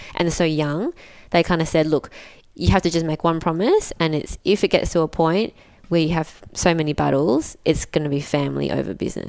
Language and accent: English; Malaysia; And then we'd been learning how to sew since we were very little because we're migrants from Malaysia.